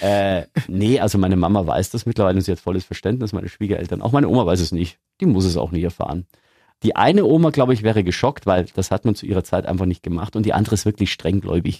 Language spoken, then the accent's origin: German; Lower Bavaria, Germany; now in Augsburg, Germany; Ich komme aus Niederbayern, da bist du grundsätzlich katholisch